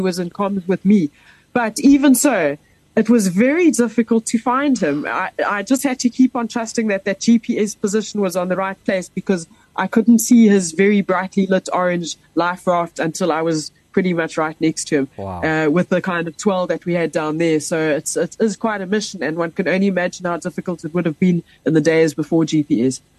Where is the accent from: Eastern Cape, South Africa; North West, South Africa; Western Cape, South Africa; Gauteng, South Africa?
Gauteng, South Africa; Pretoria; moved away as an adult; I grew up in Pretoria